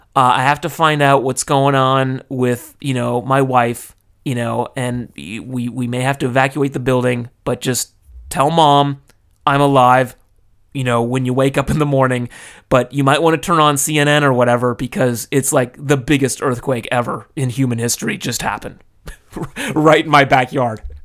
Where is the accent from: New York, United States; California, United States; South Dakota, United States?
California, United States; now in Tokyo, Japan; I was raised in California. Now I live in Tokyo.